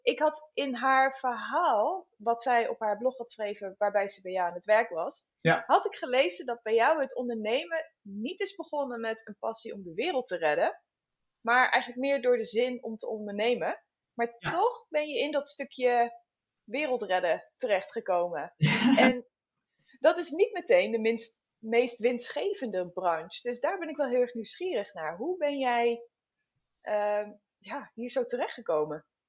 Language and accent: Dutch; Netherlands; wij als Nederlanders